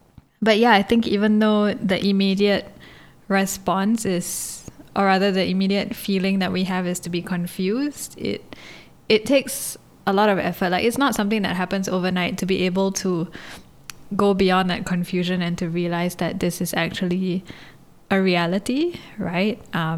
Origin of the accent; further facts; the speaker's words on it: Singapore; I'm Malaysian by nationality, but I was born and raised in Singapore